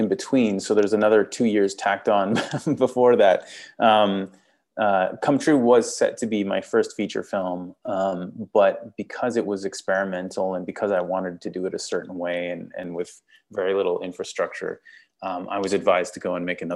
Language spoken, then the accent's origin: English; Canada; accent: Canadian; I'm Canadian